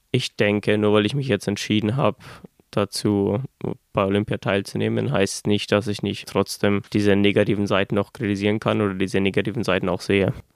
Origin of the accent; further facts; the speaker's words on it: Germany; bei uns in Deutschland